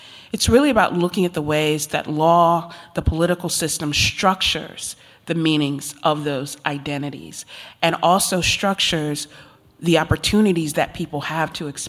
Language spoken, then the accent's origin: English; Virginia, United States; growing up in Virginia in the heart of Jerry Falwell country